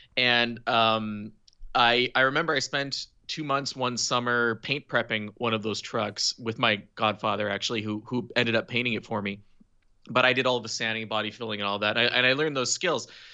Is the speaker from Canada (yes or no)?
yes; Eastern Townships, Quebec, Canada; I was born and raised in the eastern townships of Quebec